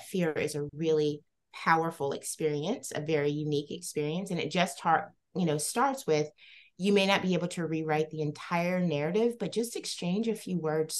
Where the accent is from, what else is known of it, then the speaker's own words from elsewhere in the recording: the South, United States; I grew up in the South as a young Black woman